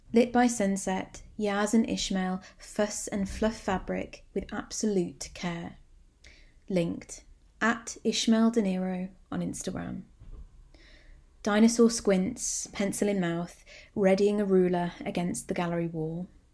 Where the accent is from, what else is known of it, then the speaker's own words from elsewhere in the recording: Birmingham, West Midlands, United Kingdom; my hometown